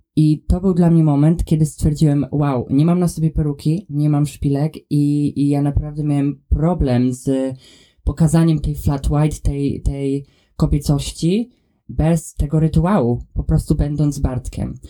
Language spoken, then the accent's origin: Polish; a very small town near Warsaw, Masovian Voivodeship, Poland; now in Scotland, United Kingdom; mieszkając w Polsce i wychowując się, e, w otoczeniu, w którym się wychowałem, jestem z bardzo małego miasta pod Warszawą